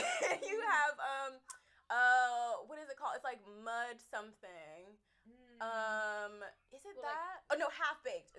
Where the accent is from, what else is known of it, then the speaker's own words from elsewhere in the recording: United States; I am American.